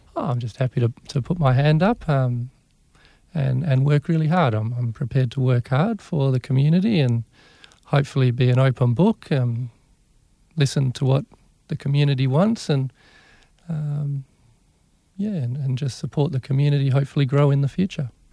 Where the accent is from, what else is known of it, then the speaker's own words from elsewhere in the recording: Perth, Western Australia, Australia; moved away as an adult; now in Broome, Australia; I grew up uh, around the hills in Perth, and then also I spent a lot of time out at Scarborough